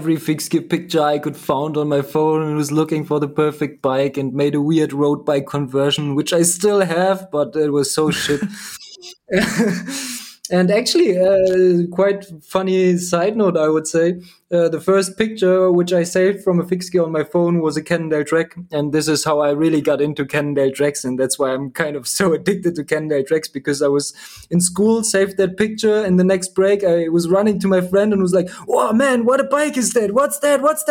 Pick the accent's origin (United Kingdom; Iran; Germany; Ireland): Germany; Berlin; I'm from Berlin